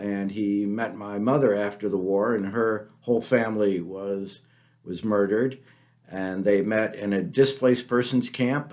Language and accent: English; Peoria, Illinois, United States; moved away as an adult; also born or lived in Kansas / Washington, D.C.; now in Minnesota, United States; I grew up in Peoria